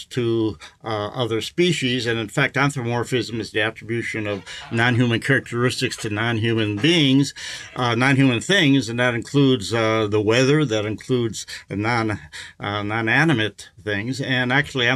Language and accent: English; Milwaukee, Wisconsin, United States; I was raised in the Midwest, in Wisconsin